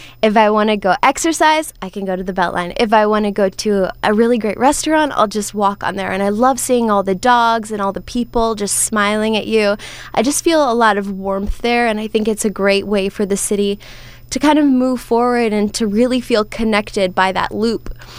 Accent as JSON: {"language": "English", "town": "Vero Beach", "region": "Florida", "country": "United States", "said": "I am. I'm from the West Palm market. There's a city up there called Vero Beach."}